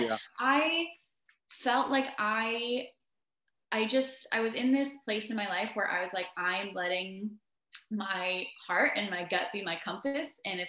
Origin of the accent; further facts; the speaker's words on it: Washington, United States; I grew up here in the Pacific Northwest, Washington State, to be more specific. Mm-hmm. I moved around a lot when I was younger, though. So still around the Pacific Northwest area